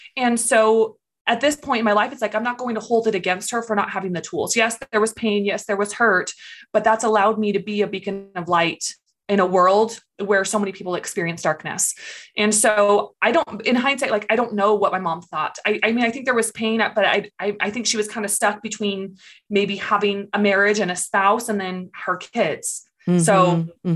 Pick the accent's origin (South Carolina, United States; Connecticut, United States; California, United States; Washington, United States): California, United States; moved away as an adult; So, I grew up in California. I lived there for about 23 years.